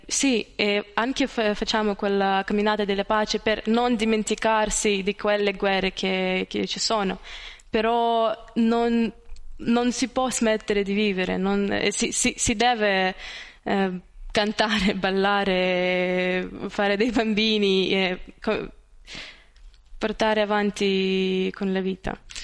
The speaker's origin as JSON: {"language": "Italian", "country": "Ukraine", "second_language": "Italian", "moved": "yes", "lives_now": "Italy"}